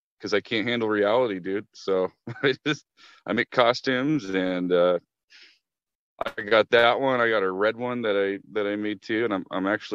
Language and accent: English; Alaska, United States; now in Portland, United States; I grew up in Alaska, man, and like it's cold as hell up there